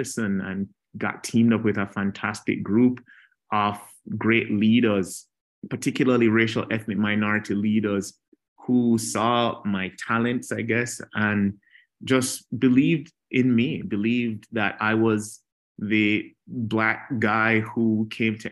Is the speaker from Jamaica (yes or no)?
yes; Jamaica; a little kid growing up in Jamaica, not Jamaica, Queens in New York, but Jamaica, the island itself